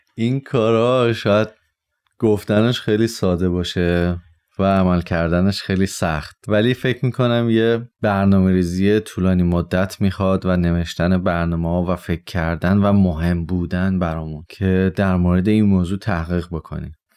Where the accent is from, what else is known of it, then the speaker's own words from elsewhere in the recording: Tehran, Tehran Province, Iran; 29 سالمه در شهر تهران به دنیا اومدم